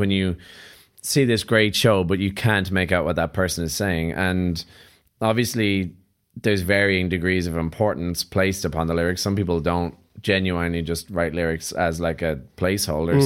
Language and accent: English; Ireland; being Irish